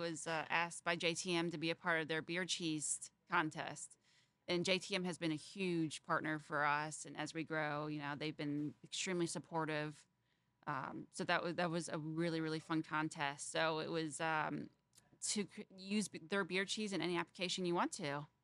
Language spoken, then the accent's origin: English; Fort Wayne, Indiana, United States; I grew up in Fort Wayne, Indiana